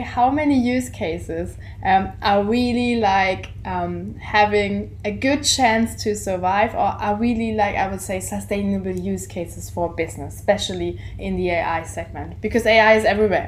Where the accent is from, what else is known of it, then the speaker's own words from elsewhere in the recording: Germany; we're coming from Germany